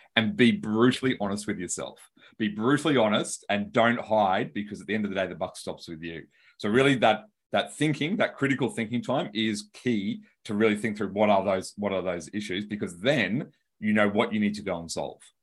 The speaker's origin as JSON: {"language": "English", "country": "Australia", "accent": "Australian", "said": "I'm from Australia and I've got an Australian accent"}